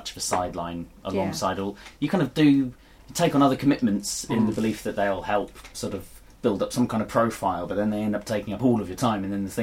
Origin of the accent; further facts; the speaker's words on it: England, United Kingdom; I am English